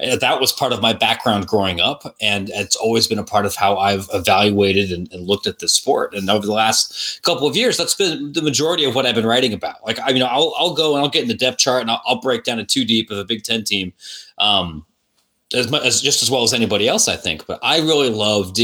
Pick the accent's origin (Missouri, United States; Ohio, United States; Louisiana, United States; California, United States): Ohio, United States; Licking County; now in Chicago, United States; I grew up in Licking County, Ohio, which is just east of Columbus